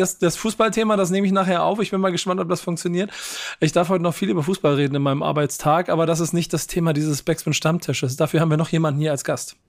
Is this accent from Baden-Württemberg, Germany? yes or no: no; Hamburg, Germany; ich komme aus Hamburg